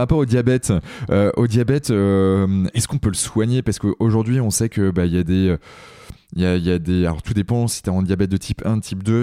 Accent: Brittany, France; Je suis un breton

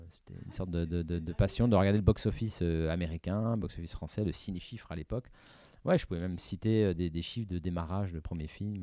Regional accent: Paris, Île-de-France, France; j'habitais à Paris

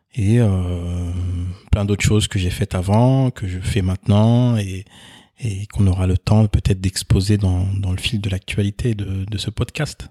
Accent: Nord-Pas-de-Calais, Hauts-de-France, France; je suis né ici en France, euh, dans, dans le Nord-Pas-de-Calais

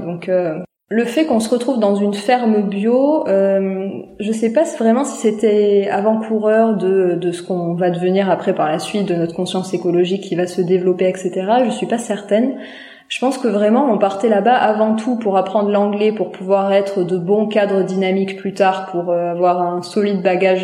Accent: a small village in the Landes, near Dax, Nouvelle-Aquitaine, France; j'ai grandi dans un petit village des Landes, pas loin de Dax.

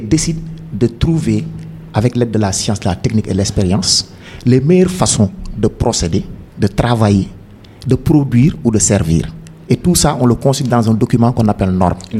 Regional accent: Dakar, Senegal; also born or lived in Thiès; je suis né à Dakar, un certain 6 janvier.

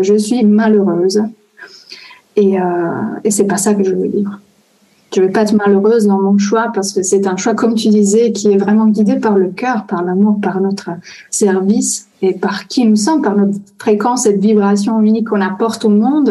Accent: Italy; French is a second language; je suis italienne

